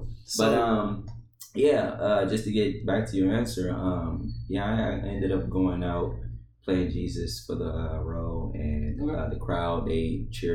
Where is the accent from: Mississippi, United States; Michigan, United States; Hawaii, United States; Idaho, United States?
Michigan, United States; Detroit; also born or lived in Sterling Heights, Michigan; I grew up in Detroit, Michigan, with mm-hmm. my mother, my father, and my three brothers